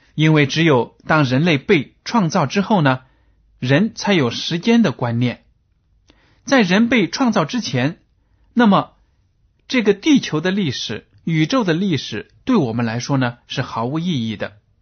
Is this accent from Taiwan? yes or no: no; China; 我们中国人